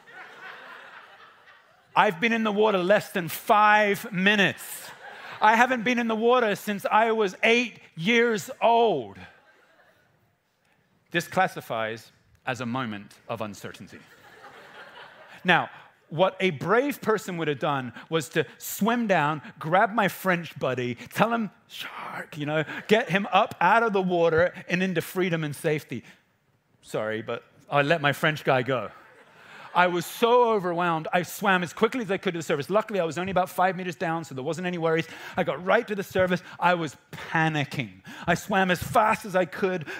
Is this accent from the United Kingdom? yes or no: yes; England, United Kingdom; I'm an English person who's 14